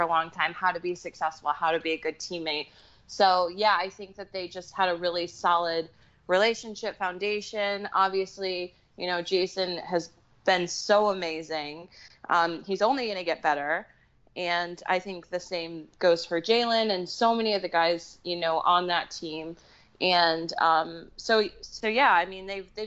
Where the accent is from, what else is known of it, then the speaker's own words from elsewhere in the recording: United States; moved away as an adult; now in England, United Kingdom; I'm American